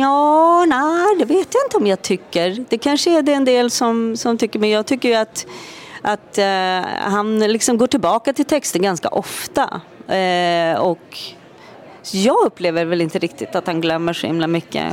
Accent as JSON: {"language": "Swedish", "country": "Sweden", "tie": "born or raised there", "also_born_or_lived": "Norway", "said": "vi hade flyttat tillbaka till Sverige och eh, efter en tid i Norge"}